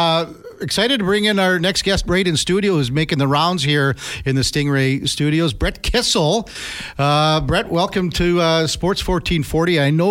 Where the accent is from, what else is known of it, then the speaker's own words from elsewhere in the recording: Edmonton, Alberta, Canada; now in Northern BC, Canada; I'm formerly from Edmonton, moved to Northern BC.